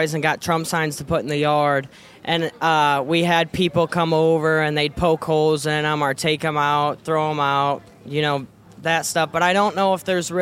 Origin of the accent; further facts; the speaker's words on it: Ely, Iowa, United States; from Ely, Iowa.